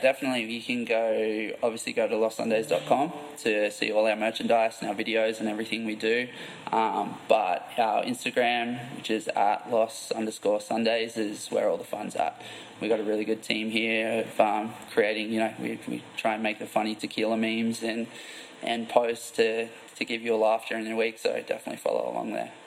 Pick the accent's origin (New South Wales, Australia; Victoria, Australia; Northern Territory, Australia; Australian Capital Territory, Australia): New South Wales, Australia; Port Macquarie; moved away as an adult; also born or lived in Gold Coast, Queensland, Australia; now in California, United States; I'm from Australia originally, from a little town called Port Macquarie. And after I finished school, I lived on the Gold Coast for ten years, and then moved to California.